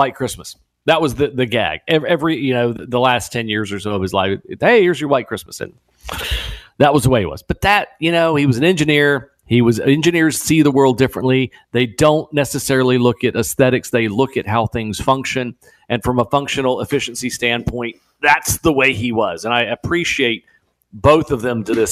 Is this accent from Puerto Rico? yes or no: yes; Puerto Rico; moved away; I was raised in Puerto Rico